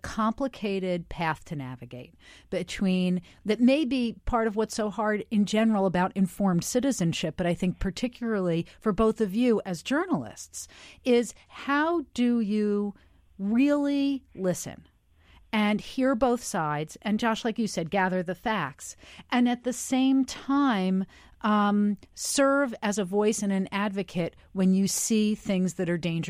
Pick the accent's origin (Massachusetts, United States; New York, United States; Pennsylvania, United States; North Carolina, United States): New York, United States; I grew up in New York.